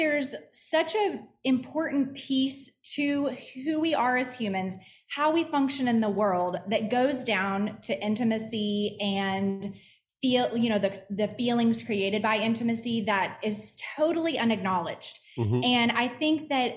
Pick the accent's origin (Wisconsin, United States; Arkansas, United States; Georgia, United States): Arkansas, United States; accent: Southern; now in Texas, United States; I'm actually born and raised Arkansas, which is more of a Southern accent than a Texas accent